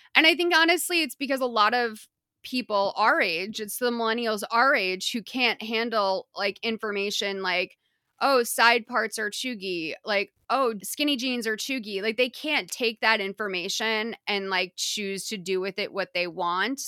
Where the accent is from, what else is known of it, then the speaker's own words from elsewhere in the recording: Massachusetts, United States; I'm vowely challenged. I'm from Massachusetts. I can barely talk